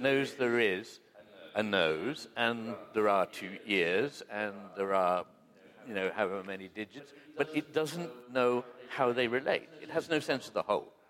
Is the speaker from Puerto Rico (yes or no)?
no; United Kingdom; we Brits